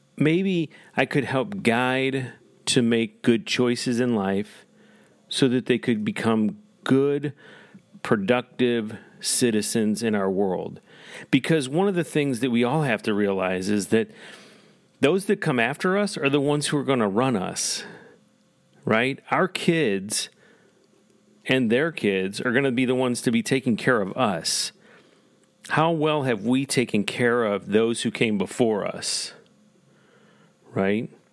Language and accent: English; Parkway School District, Missouri, United States; also born or lived in Naperville; I grew up in the Parkway School District